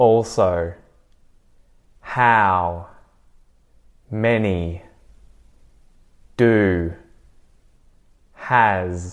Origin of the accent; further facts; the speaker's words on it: Australia; accent: Aussie; me as an Aussie